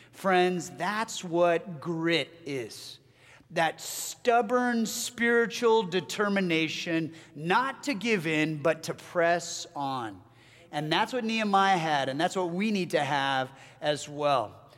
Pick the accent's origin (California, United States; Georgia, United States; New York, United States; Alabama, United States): California, United States; Southern; moved away as an adult; my family and I hail from Southern California. That's where our family members still live